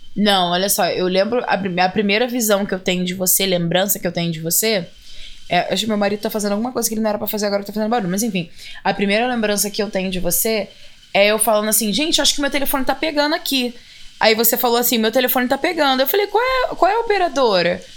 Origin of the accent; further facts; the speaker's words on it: Belford Roxo, Rio de Janeiro, Brazil; moved away as an adult; also born or lived in Seattle; now in United States; eu sou do Rio. Né? Eu poderia botar Belfort Roxo